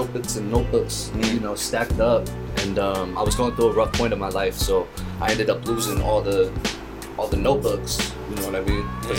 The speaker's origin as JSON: {"language": "English", "town": "Santa Clara", "region": "California", "country": "United States", "said": "Mainly, because I was born in the Bay Area, bro, so."}